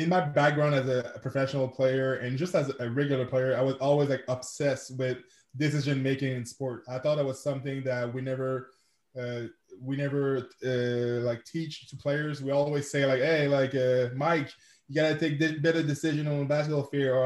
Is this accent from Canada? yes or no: yes; Quebec City, Quebec, Canada; first language French; English is a second language; I'm from Quebec City, Canada. I'm a francophone, so je parle français. That's my first language